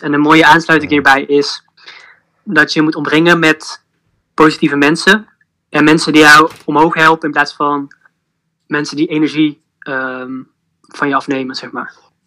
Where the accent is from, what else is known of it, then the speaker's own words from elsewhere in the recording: Eindhoven, North Brabant, Netherlands; Ik kom uit Eindhoven